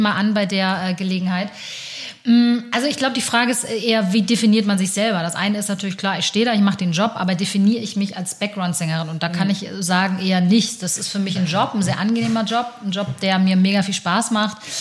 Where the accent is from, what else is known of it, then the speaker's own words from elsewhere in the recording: Hamburg, Germany; ich bin in Hamburg aber geboren und aufgewachsen